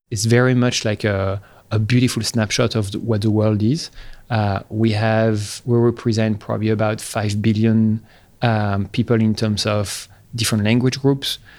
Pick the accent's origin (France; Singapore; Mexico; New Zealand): France; Paris, Île-de-France; moved away; I was born in Paris uh, in 1981 in a very, uh, I guess, romantic place of Paris in Montmartre